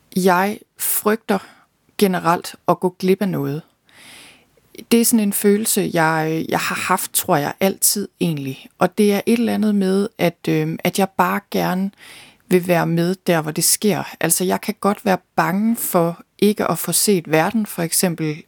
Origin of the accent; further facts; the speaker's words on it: Thy, North Denmark Region, Denmark; moved away as an adult; also born or lived in London; Jeg er født og opvokset i Thy